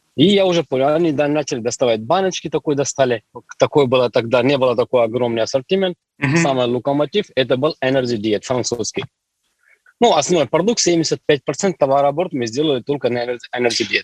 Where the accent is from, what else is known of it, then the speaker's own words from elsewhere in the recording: Delhi, India; Russian is a second language; moved away as an adult; also born or lived in Yekaterinburg, Russia; now in Russia; до 21 года я жил в Индии. Я оттуда родом, из Дели, там, столица Дели.